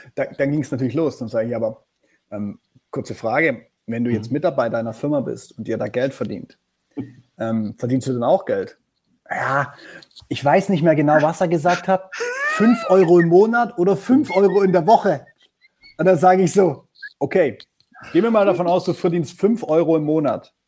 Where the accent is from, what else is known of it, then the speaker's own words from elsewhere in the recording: Black Forest, at the foot of the Feldberg, Baden-Württemberg, Germany; ich komme aus dem Schwarzwald. Ich bin geboren ja. am Fuße des Feldbergs. Das ist so ein bisschen südöstlicher von Freiburg.